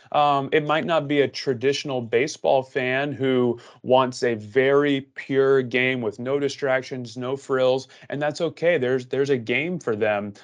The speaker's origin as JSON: {"language": "English", "region": "Southeast of the United States", "country": "United States", "tie": "born or raised there", "said": "I grew up in the Southeast of the United States"}